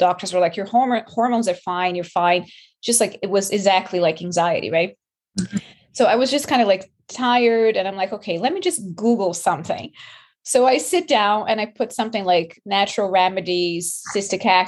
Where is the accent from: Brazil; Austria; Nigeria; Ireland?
Brazil; moved away as an adult; also born or lived in New York; now in Canada; I'm from Brazil